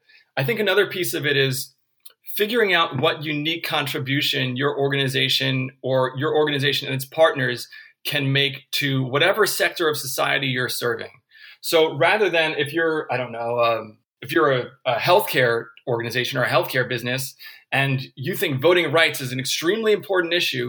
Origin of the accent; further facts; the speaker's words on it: California, United States; Well, I'm from California, and I'm a man.